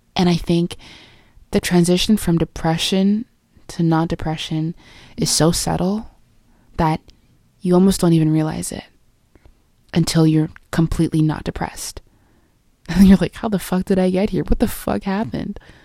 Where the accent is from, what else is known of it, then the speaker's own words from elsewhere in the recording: Jamaica; I am Jamaican, but maybe I'm not